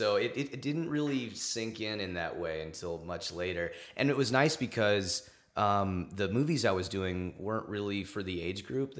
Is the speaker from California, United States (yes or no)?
yes; Los Angeles, California, United States; Los Angeles. I was born here.